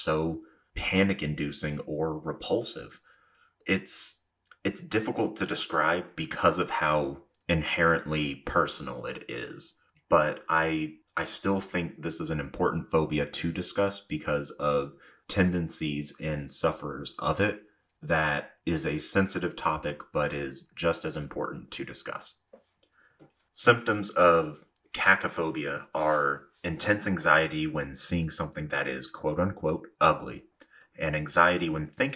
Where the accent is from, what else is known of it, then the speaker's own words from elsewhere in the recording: the South, United States; I am from the South, and while I do my best to not have an accent slip through, sometimes it inevitably does